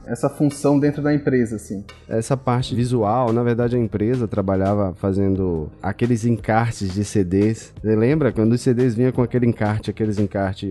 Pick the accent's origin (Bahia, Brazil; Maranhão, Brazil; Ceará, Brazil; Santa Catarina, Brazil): Bahia, Brazil; Feira de Santana; Eu sou de Feira de Santana, no interior da Bahia. Moro aqui no interiorzão da Bahia